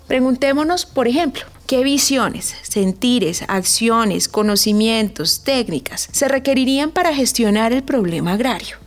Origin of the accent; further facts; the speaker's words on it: Valle del Cauca, Colombia; moved away; nací y crecí en el Valle del Cauca